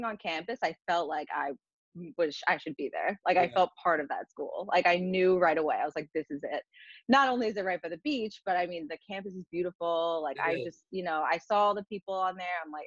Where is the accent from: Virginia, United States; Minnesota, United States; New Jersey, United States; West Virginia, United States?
New Jersey, United States; Fair Lawn; At Fairlawn High School, in my hometown.